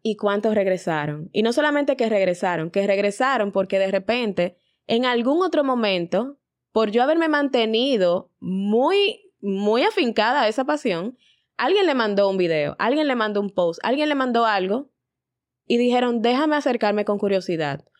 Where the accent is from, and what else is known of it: Dominican Republic